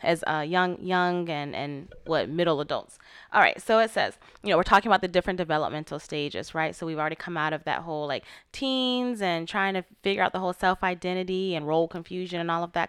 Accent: Florida, United States; moved away as an adult; growing up in Florida

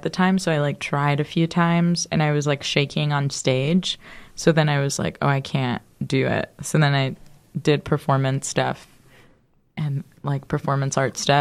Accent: Miami, Florida, United States; now in New York, United States; I grew up in Miami. I do not like it there

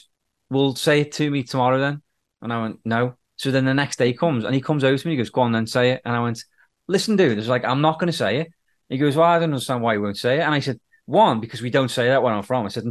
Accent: United Kingdom; accent: British; now in Canada

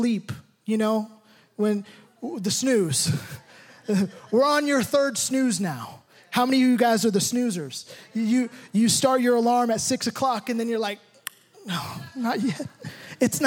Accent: United States; I'm more American probably than anybody in this room

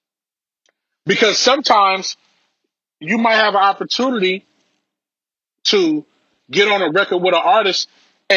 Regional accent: Belize; I'm from Belize. My family is from Belize

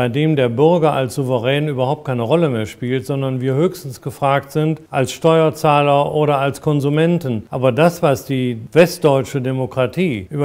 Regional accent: Germany; now in France; wo ich das Land, meine Heimat von Frankreich aus beobachten konnte

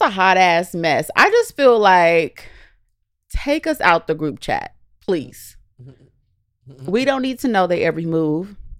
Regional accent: Southern California, United States; growing up in California

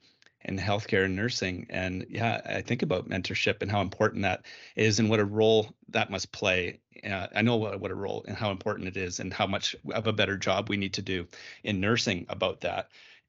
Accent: Ontario, Canada; So I'm from Ontario

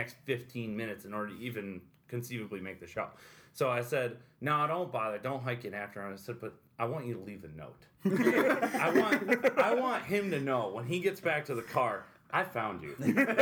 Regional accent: Amsterdam, New York, United States; I was born outside of Amsterdam, New York, which is about 45 minutes east of here

